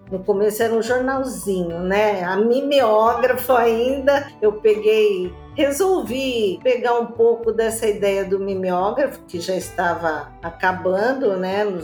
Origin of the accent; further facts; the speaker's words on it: Santo André, São Paulo, Brazil; sou de Santo André, sou da Gema do Ovo, como diz, aqui nasci, né?